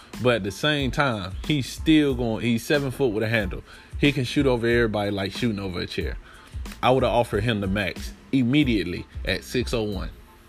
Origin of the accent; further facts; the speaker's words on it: North Carolina, United States; Yes, I'm from North Carolina, so yes, I want to see Charlotte be successful.